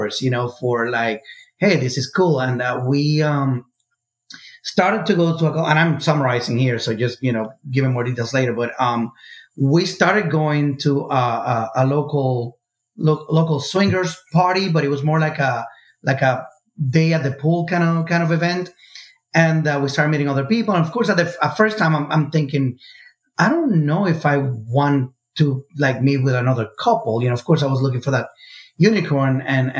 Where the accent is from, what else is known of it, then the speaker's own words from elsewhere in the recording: Puerto Rico; moved away; I grew up in Puerto Rico